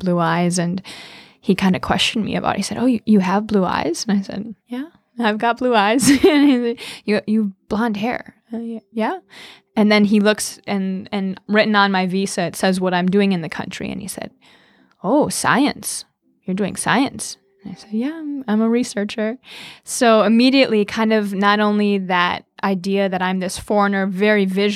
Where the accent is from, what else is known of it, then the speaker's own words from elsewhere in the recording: Madison, Wisconsin, United States; also born or lived in Vellore, India; I am from Madison, Wisconsin